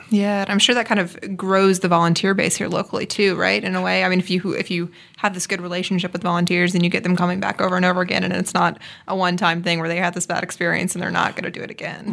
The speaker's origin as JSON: {"language": "English", "region": "Mississippi", "country": "United States", "also_born_or_lived": "New Orleans", "moved": "as an adult", "lives_now": "Topeka, United States", "said": "I'm from Mississippi originally"}